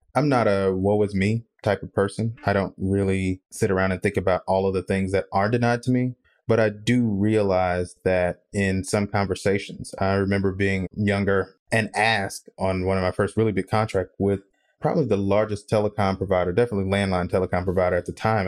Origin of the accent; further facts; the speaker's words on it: Mississippi, United States; I'm from Mississippi